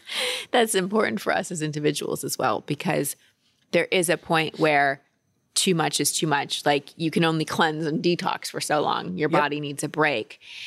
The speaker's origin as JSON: {"language": "English", "country": "United States", "said": "No, we Americans were here longer."}